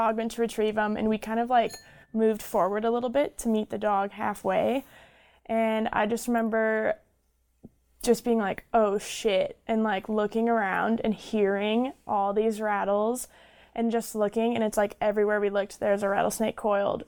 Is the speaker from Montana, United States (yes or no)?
yes; Bozeman, Montana, United States; also born or lived in Ohio; now in Livingston, United States; I was actually raised in Bozeman. I was born back east in Ohio, but I've lived in the Bozeman area since I was 11